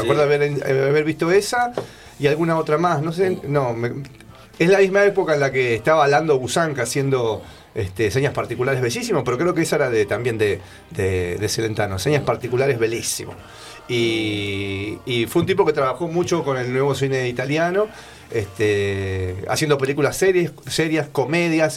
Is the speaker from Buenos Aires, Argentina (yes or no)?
yes; Buenos Aires, Argentina; yo que soy porteño, que anduve mucho por, por viví toda mi vida en Buenos Aires